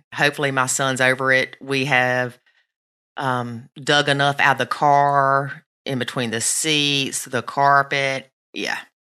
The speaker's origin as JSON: {"language": "English", "area": "the South", "region": "Southern United States", "country": "United States", "accent": "Southern", "said": "put my Southern accent in there"}